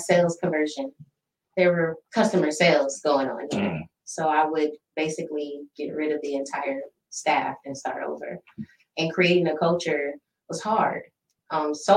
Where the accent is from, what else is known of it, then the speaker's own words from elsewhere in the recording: Toledo, Ohio, United States; moved away as an adult; also born or lived in Southeast US; the Midwest, my hometown